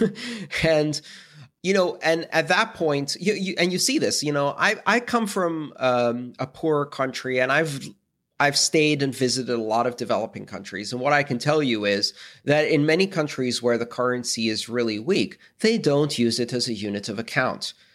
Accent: Greece; I come from Greece

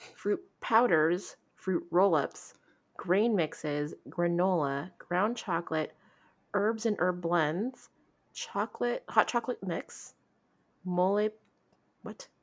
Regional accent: United States; we are quite American and quite female

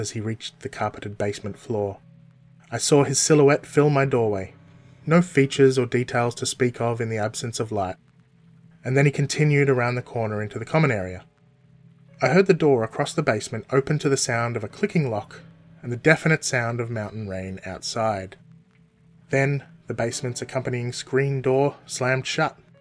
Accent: Melbourne, Victoria, Australia; also born or lived in Townsville, Queensland; I was born in Melbourne, Australia, all the way back in 1978

